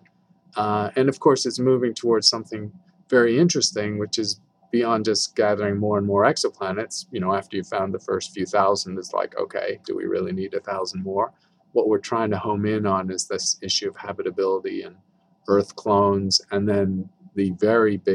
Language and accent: English; United Kingdom; moved away as an adult; now in Tucson, United States; I'm a Brit, but I've worked here for 35 years